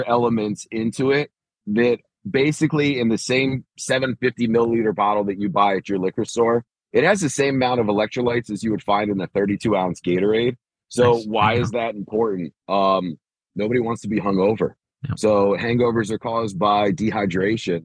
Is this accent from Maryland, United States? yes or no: yes; Bowie, Maryland, United States; also born or lived in Crofton, Maryland; I'm a Baltimore, D.C. guy. I grew up in Bowie and Crofton